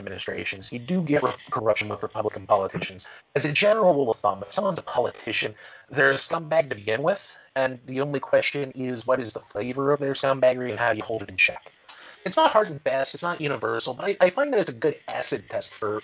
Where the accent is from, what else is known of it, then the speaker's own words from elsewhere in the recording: Ohio, United States; I come from Ohio.